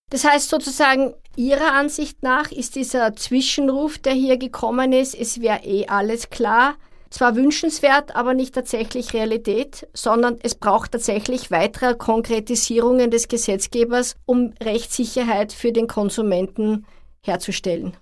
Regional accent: Austria; bei uns in Österreich

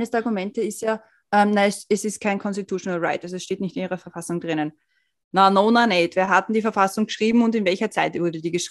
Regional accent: Switzerland; als Schweizerin bist du auch irgendwie, hast du halt auch irgendwie einen anderen Hintergrund als nur Deutsche

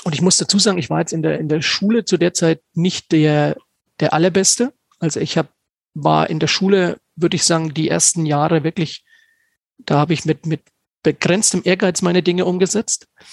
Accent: Stockheim, Bavaria, Germany; in Stockheim, in meinem Heimatort

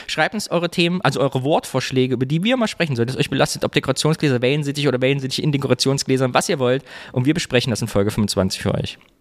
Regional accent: Kyffhäuser, Thuringia, Germany; moved away; am Stausee, da wo ich herkomme, Küffhäuser

